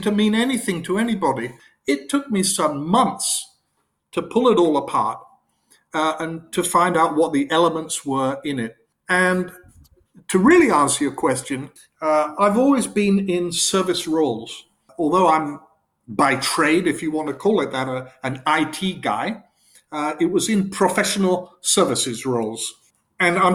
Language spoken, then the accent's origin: English; England, United Kingdom; moved away as an adult; also born or lived in Thailand / Japan; I'm English, but I sort of observing it as a foreigner in many ways, having lived as an adult so many years overseas